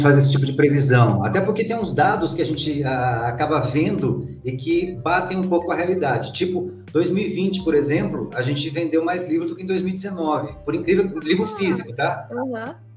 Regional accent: Guaratinguetá, São Paulo, Brazil; now in São Paulo, Brazil; eu sou lá de Guaratinguetá

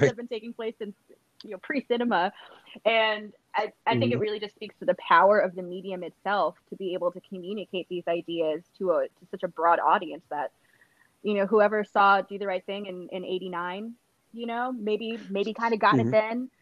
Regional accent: Chicago, Illinois, United States; I grew up in the Chicago public school system

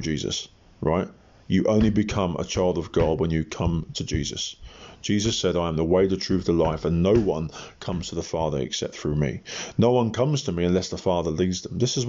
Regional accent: England, United Kingdom; I'm an Englishman

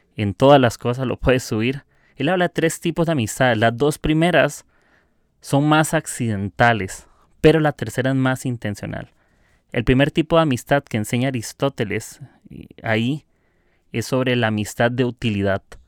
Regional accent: Costa Rica; soy de Costa Rica

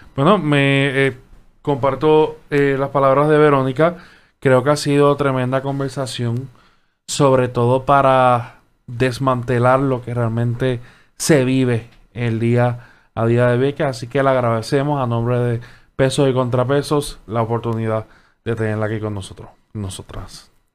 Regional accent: Puerto Rico; como, como puertorriqueño

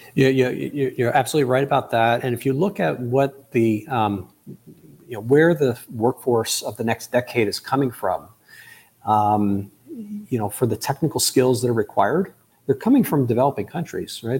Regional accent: United States; first language English; I speak as an American, as a native English speaker

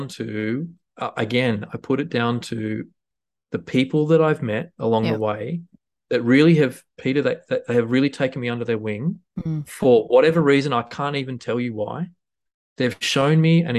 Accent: Huskisson, New South Wales, Australia; moved away; also born or lived in Tamworth; when I was growing up in Husky

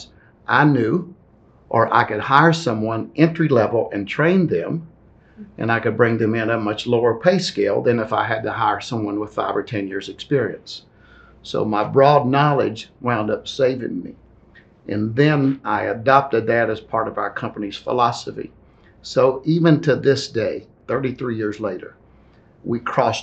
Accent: Athens, Tennessee, United States; moved away as an adult; also born or lived in Nashville, Tennessee; Athens, Tennessee, the small town. I had all the comforts there.

